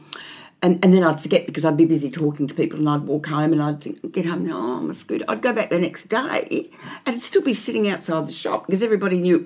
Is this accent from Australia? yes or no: yes; Melbourne, Victoria, Australia; I grew up here in Maribyrnong